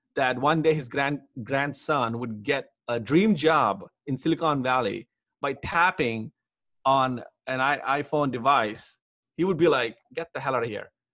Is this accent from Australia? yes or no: no; Hyderabad, Telangana, India; I grew up in India in Hyderabad.